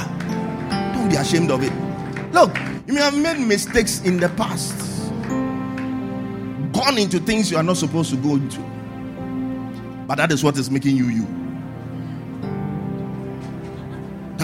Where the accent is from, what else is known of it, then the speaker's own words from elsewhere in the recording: Tema, Greater Accra, Ghana; I grew up in Tema